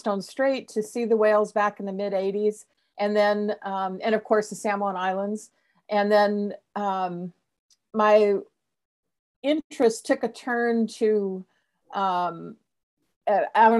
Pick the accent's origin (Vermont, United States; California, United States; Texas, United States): California, United States; Southern; moved away as an adult; also born or lived in Santa Cruz, California; now in Seattle, United States; I grew up in Southern California, and I went to school at UC Santa Cruz.